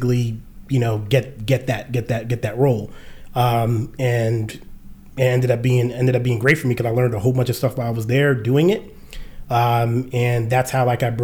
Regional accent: New York City, New York, United States; now in Atlanta, United States; we from Jamaica Queens.

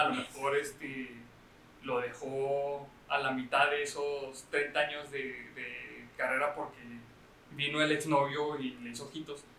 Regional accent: Chihuahua, Mexico; somos de Chihuahua

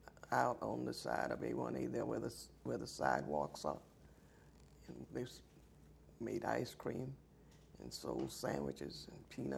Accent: Hobe Sound, Florida, United States; also born or lived in Miami, Florida; I was born in Hope Sound, Florida, March 27, 1936.

